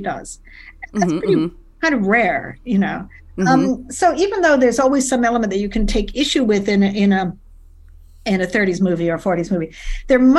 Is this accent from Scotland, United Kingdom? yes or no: no; London, United Kingdom; moved away as an adult; now in New York, United States; I was in London, growing up in London